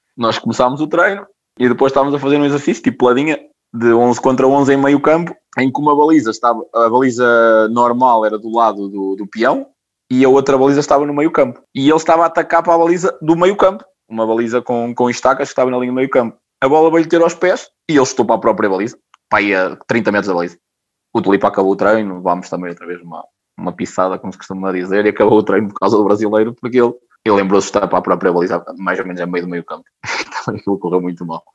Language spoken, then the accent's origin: Portuguese; Ovar, Aveiro District, Portugal; Sou do Alvar, né? fui miúdo e jogador do Alvarense na formação